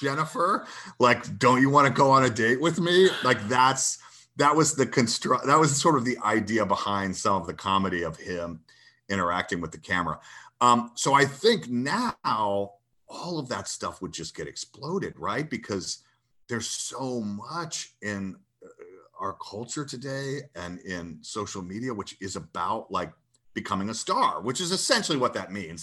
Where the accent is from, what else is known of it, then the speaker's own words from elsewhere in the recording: Athens, Georgia, United States; I grew up in Georgia and my, uh, my youth was spent in Athens